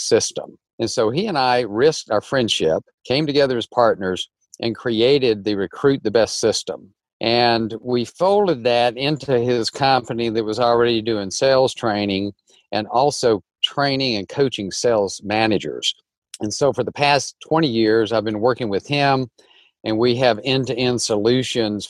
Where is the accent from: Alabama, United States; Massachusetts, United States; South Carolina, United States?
Alabama, United States; North; moved away as an adult; also born or lived in Nashville; I grew up in North Alabama, very large family